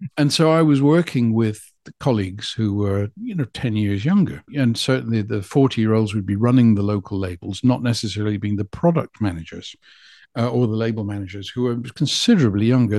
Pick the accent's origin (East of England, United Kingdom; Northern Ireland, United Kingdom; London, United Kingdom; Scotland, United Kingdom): Scotland, United Kingdom; Scottish Borders; moved away as an adult; also born or lived in Carlisle / Leeds; I'm from the Scottish borders to whence I have returned